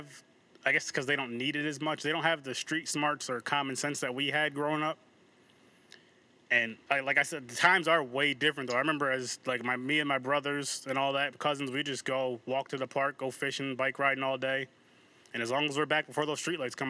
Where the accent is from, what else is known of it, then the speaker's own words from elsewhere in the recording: Albany, New York, United States; I'm from Albany, New York